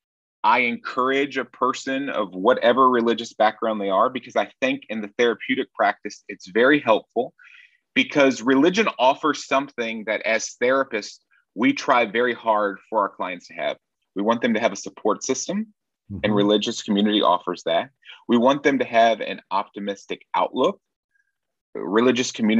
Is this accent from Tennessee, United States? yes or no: yes; Nashville, Tennessee, United States; moved away as an adult; now in Berlin, Germany; I'm originally from Nashville, Tennessee